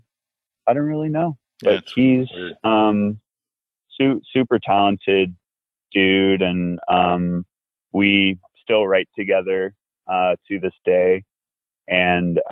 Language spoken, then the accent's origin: English; Virginia, United States; moved away as an adult; now in Los Angeles, United States; We grew up together in Virginia